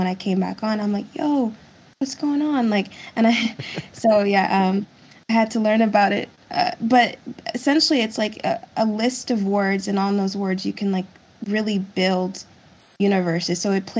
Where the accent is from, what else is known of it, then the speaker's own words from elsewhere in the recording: United States; English is a second language; also born or lived in Germany; And then we moved to the States when I was 6. And I had to take English classes because I didn't speak English.